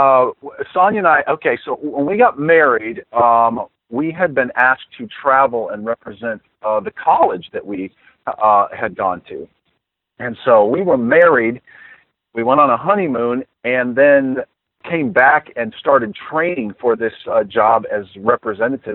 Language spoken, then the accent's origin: English; Saginaw, Michigan, United States; I was born in Saginaw, Michigan